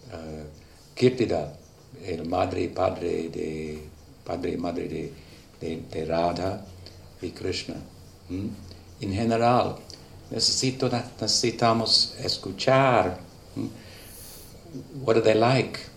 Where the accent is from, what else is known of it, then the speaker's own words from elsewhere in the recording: Argentina; Pero un parte del ah, karma de nosotros está que somos suramericanos, somos argentinos